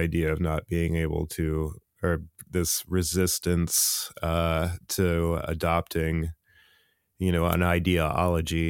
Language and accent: English; United States; being an American Buddhist